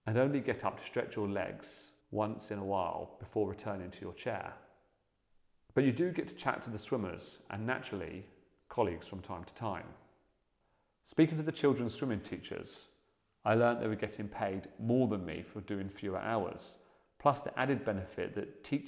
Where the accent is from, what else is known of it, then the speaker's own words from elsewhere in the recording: Buckinghamshire, South East England, United Kingdom; I grew up in the Buckinghamshire countryside